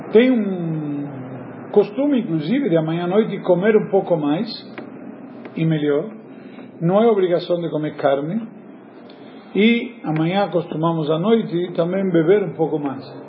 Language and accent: Portuguese; Argentina; como bom argentino